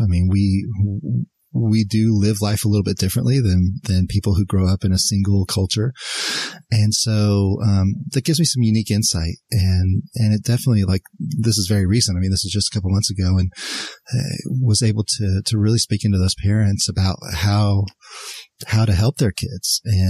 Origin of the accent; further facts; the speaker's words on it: Mexico City, Mexico; So, and I grew up in Mexico City. Mexico City at the time was the largest city by population in the world.